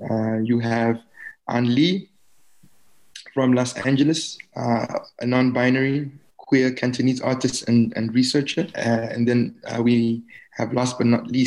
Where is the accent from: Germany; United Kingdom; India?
Germany; I grew up in East Germany, right? I was displaced in that way.